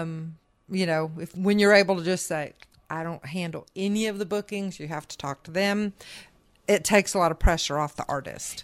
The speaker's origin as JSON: {"language": "English", "region": "Indiana", "country": "United States", "tie": "born or raised there", "also_born_or_lived": "Michigan / Nashville", "moved": "yes", "said": "growing up in Indiana"}